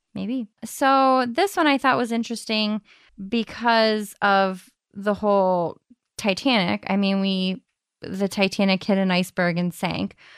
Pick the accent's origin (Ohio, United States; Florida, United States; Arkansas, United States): Ohio, United States; Madison